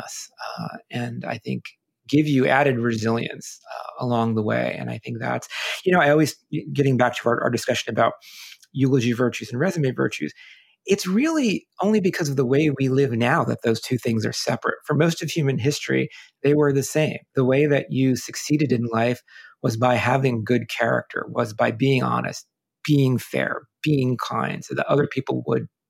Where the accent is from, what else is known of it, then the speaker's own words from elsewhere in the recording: United States; I'm Italian by ancestry growing up in America